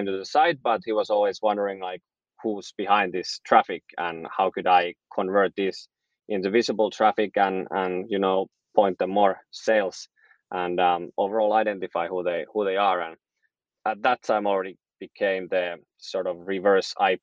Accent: Helsinki, Uusimaa, Finland; I'm from Helsinki, Finland

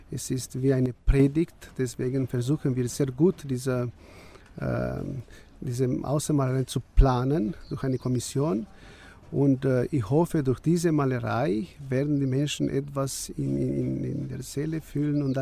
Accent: Suceava County, Romania; now in Germany; Ich komme aus Bukowina und äh, ich bin äh, in der Nähe vom berühmten Kloster Voronezh. Ähm, aufgewachsen und äh, wenn ich diese Kirche sehe und ich in diesem Wohnheim lebe, also gemein, gemeinsam mit so vielen Rumänen

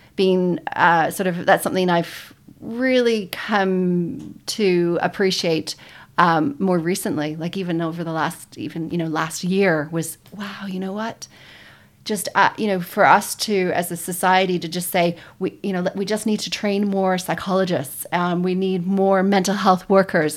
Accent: Toronto, Ontario, Canada; moved away as an adult; also born or lived in Calgary, Canada; now in New Zealand; originally from Toronto, Canada. I grew up there

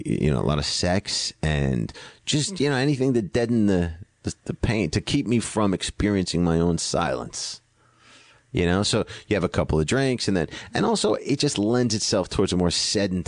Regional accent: Greenwich, Connecticut, United States; I'm from Greenwich, Connecticut, and I grew up with the Kennedys.

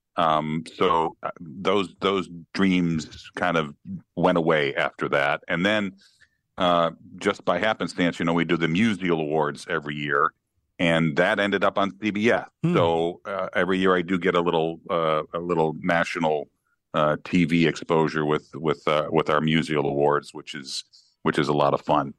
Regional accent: Chicago, Illinois, United States; now in St. Louis, United States; I grew up in Chicago

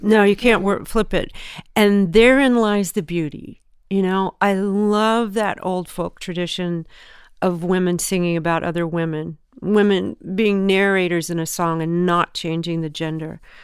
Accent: Southern California, United States; born or raised there; also born or lived in Memphis, Tennessee

